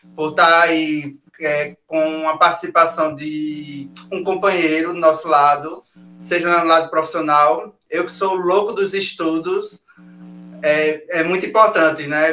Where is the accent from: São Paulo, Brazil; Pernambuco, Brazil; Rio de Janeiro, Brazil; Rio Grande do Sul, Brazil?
Pernambuco, Brazil; Palmares; Sou nascido, criado em Palmares, formado em Palmares